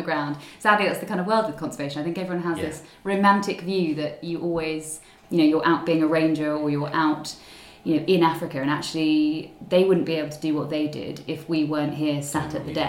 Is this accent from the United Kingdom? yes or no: yes; Surrey, South East England, United Kingdom; also born or lived in Zambia; grew up, born and bred in Surrey, and have been here, you know, most of the time